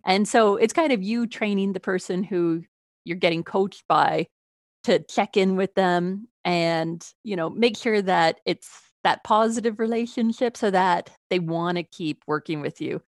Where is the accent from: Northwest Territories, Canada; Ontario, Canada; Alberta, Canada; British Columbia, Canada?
Ontario, Canada; Toronto; moved away; originally, I am from Toronto.